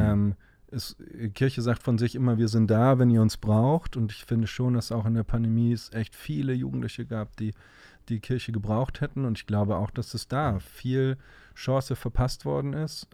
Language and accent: German; Cologne, North Rhine-Westphalia, Germany; in Düsseldorf zu arbeiten als Kölner